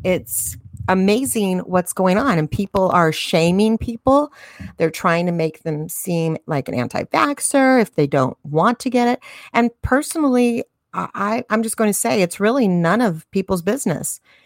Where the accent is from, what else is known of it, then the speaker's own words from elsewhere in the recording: United States; As American citizens